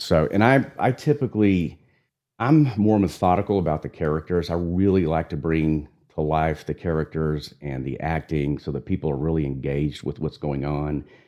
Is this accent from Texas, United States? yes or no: yes; Amarillo, Texas, United States; also born or lived in San Antonio, Texas; I was born in San Antonio, raised in Amarillo, Texas